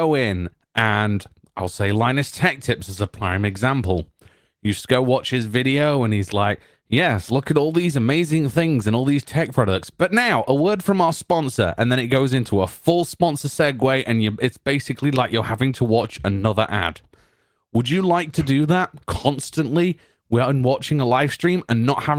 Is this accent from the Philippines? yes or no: no; United Kingdom; I'm British